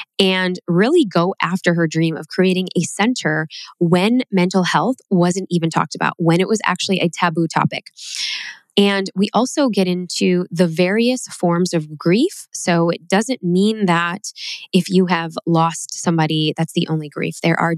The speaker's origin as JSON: {"language": "English", "town": "Chicago", "region": "Illinois", "country": "United States", "tie": "born or raised there", "said": "very close to where I grew up in Chicago."}